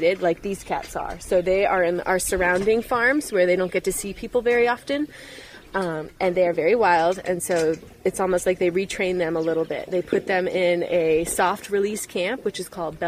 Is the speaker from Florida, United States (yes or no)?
yes; Tallahassee, Florida, United States; moved away as an adult; now in Namibia; my hometown, Tallahassee, Florida